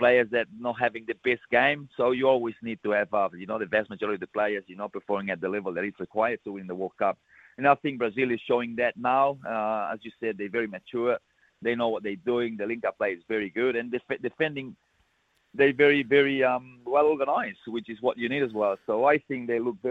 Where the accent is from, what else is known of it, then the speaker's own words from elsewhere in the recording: Balaguer, Catalonia, Spain; He's from my hometown